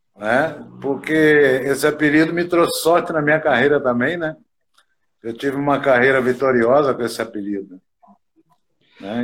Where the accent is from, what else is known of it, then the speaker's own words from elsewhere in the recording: interior of Minas Gerais, Brazil; moved away; eu sou do interior de Minas